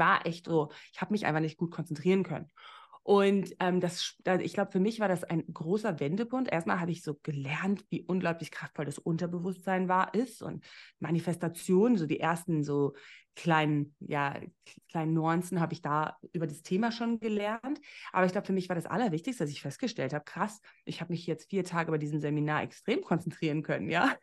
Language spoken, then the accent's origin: German; Namibia; moved away as an adult; also born or lived in Berlin; ich komme ja aus Namibia